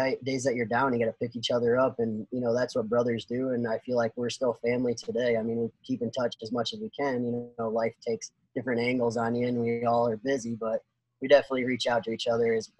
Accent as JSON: {"language": "English", "region": "Northwest Ohio", "country": "United States", "said": "I'm from Northwest Ohio."}